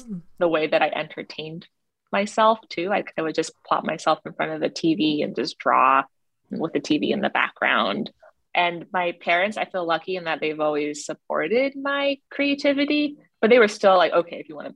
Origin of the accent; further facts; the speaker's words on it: Toronto, Ontario, Canada; also born or lived in China; I grew up in Toronto, Canada. My parents immigrated from China when I was 2 years old.